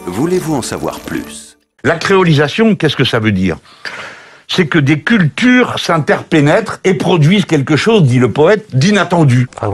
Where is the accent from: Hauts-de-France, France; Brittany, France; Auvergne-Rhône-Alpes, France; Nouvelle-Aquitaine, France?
Nouvelle-Aquitaine, France; Limoges; on vient de Limoges, terre socialiste